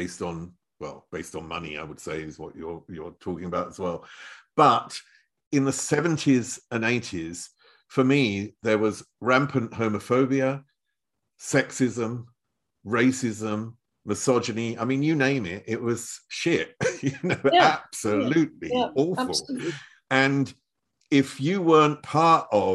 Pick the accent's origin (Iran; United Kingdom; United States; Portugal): United Kingdom; Chelmsford, East of England; now in Germany; I was brought up in Chelmsford, which is the other side of London.